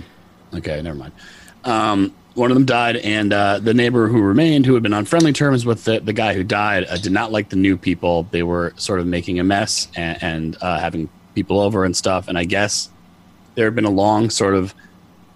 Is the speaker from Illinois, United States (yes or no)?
no; Connecticut, United States; I'm from Connecticut too, so it's not, you know, we're all from here, but it's New England